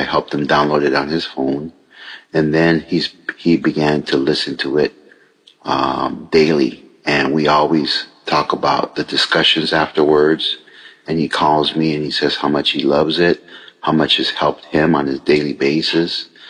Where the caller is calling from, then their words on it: Murrieta, California, United States; I'm from Murrieta, California, and I'm calling in.